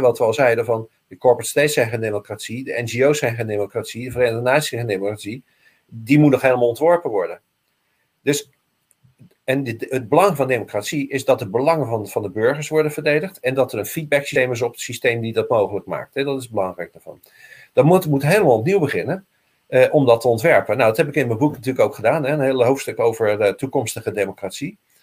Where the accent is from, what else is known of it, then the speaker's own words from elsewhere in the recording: Rotterdam, South Holland, Netherlands; ik ben Rotterdammer